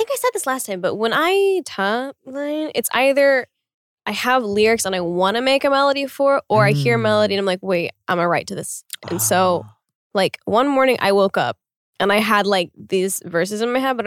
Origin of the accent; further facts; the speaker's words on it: Oklahoma, United States; One of the zoos was in my state